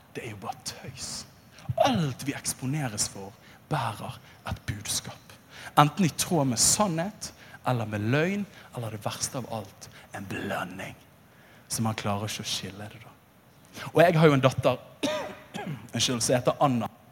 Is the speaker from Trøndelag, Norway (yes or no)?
no; Bergen, Vestland, Norway; den evangeliske lutherske frikirke, som jeg vokste opp i i Åsane bydel